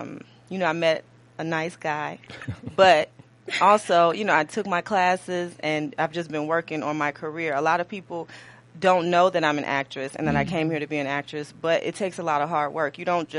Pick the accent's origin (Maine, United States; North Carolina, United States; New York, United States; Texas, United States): Texas, United States; Houston; moved away as an adult; now in Los Angeles, United States; Even though I'm from Houston and I'm proud to, you know, I'm glad I was raised there. But I really don't go back.